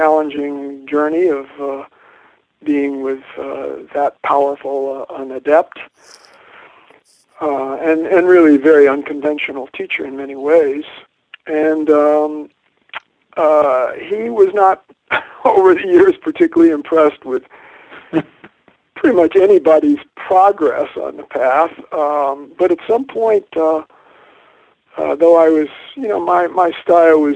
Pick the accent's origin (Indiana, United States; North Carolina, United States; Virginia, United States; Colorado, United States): North Carolina, United States; also born or lived in New York; I was born Jewish in 1950 in New York. Moved to the South, where my father worked in the, that was outsourcing then, was the garment industry moving to the South of the United States. And so I grew up in North Carolina